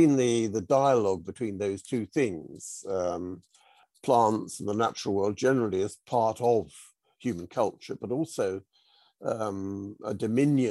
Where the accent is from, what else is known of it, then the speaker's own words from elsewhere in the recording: United Kingdom; moved away as an adult; now in South Norfolk, United Kingdom; I grew up in the Chilterns, on the Hertfordshire Buckinghamshire border, and I spent most of the first sort of three quarters of my life there.